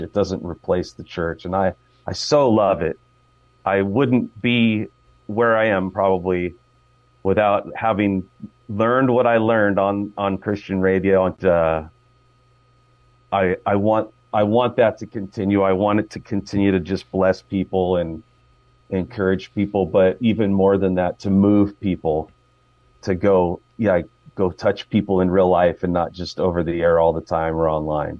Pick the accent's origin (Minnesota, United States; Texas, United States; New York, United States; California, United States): California, United States; Fremont; I grew up in Fremont, uh, been a Bay Area guy my whole life.